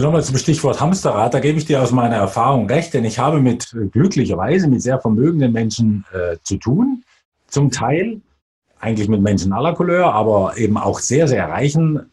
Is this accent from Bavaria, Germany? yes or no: yes; Bavaria, Germany; also born or lived in Swabia; bin Schwabe tatsächlich, wenn auch eher mich den Bayern zugehörig fühlend, weil ich dort aufgewachsen bin